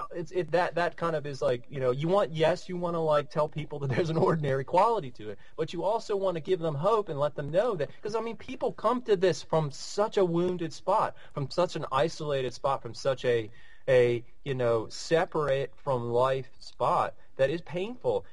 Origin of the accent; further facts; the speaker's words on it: United States; average uh, middle class white American guy